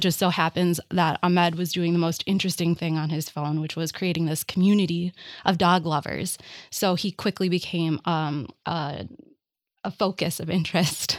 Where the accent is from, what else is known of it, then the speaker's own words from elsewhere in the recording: Minneapolis, Minnesota, United States; I grew up in Minneapolis and I was a shop kid